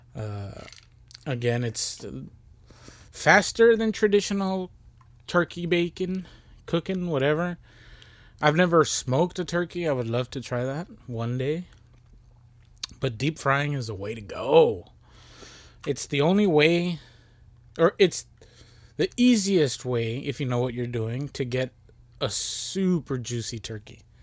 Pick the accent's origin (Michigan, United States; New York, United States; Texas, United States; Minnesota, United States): Texas, United States; we from Texas